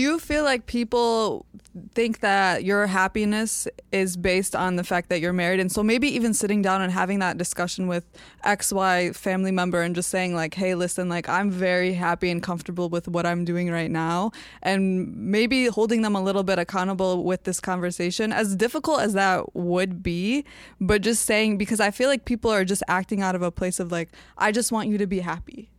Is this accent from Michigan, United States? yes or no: yes; Dearborn, Michigan, United States; born and raised in Dearborn.